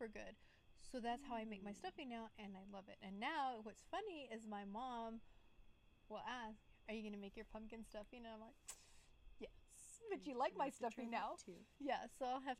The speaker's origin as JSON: {"language": "English", "region": "West Texas", "country": "United States", "moved": "yes", "said": "I'm from West Texas, so things that we do are a bit different"}